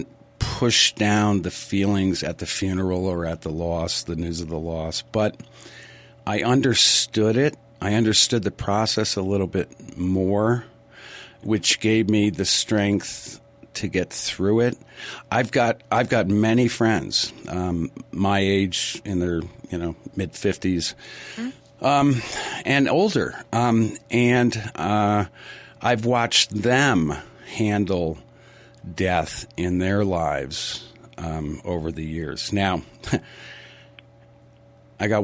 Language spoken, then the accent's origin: English; New England, United States; I grew up in New England